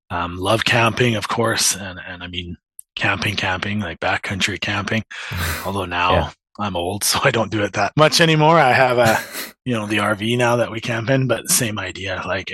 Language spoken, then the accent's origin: English; Edson, Alberta, Canada; also born or lived in Toronto / Grande Prairie; now in Wetaskiwin, Canada; When I was four, my dad took a job out west, so we ended up in Alberta. I grew up most of my youth years in Edson, Alberta, so not super far from the Peace Country, but same type of country.